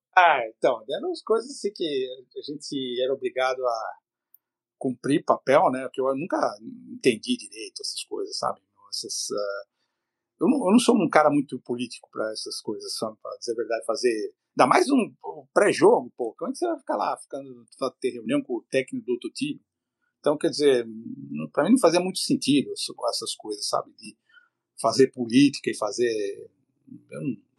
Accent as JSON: {"language": "Portuguese", "country": "Brazil", "moved": "as an adult", "lives_now": "Canada"}